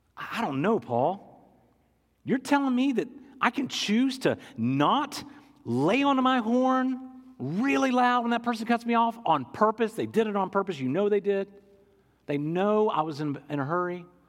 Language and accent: English; England, United Kingdom; I'm an English guy